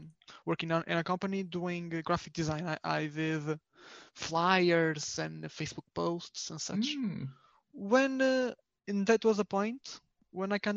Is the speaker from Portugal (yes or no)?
yes; Portugal; I'm from Portugal, and I'm a graphic designer.